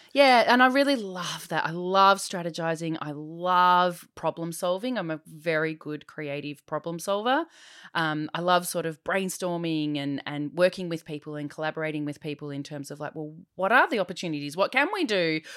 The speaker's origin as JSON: {"language": "English", "town": "Diamond Creek", "region": "Victoria", "country": "Australia", "tie": "born or raised there", "said": "I grew up in Diamond Creek"}